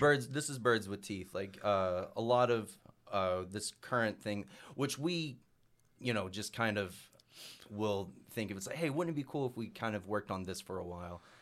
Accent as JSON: {"language": "English", "town": "Mountain View", "country": "United States", "tie": "born or raised there", "said": "growing up in Mountain View where they're, like, most of 'em are pretty strict traditionalists for bluegrass music"}